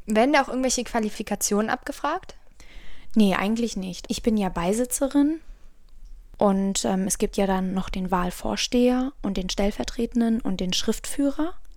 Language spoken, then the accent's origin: German; Bonn, North Rhine-Westphalia, Germany; Ich bin ja auch ein Bonner Mädchen